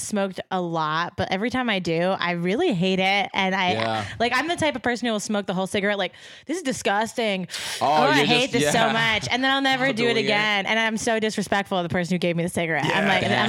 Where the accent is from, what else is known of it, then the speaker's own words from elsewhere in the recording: Connecticut, United States; moved away as an adult; also born or lived in Pennsylvania; I'm from Connecticut